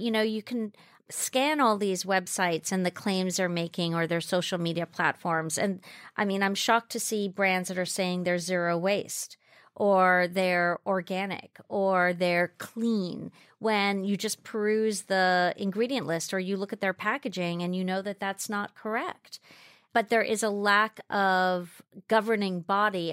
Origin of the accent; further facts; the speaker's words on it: Jamaica; moved away; I grew up in Jamaica, fr, um, West Indies. I was born there. So I grew up in the Blue Mountains